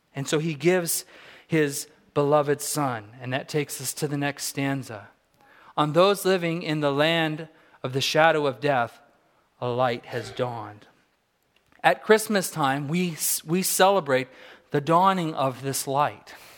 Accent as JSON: {"language": "English", "region": "Southern California", "country": "United States", "tie": "born or raised there", "moved": "yes", "lives_now": "Fairbanks, United States", "said": "I grew up in Southern California"}